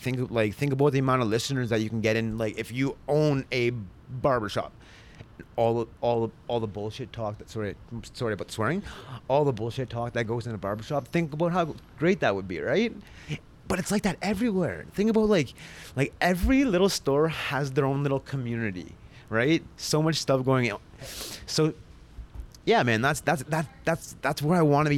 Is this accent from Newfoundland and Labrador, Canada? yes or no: no; Sudbury, Ontario, Canada; moved away as an adult; also born or lived in Elliot Lake / Toronto; I was born and raised in Sudbury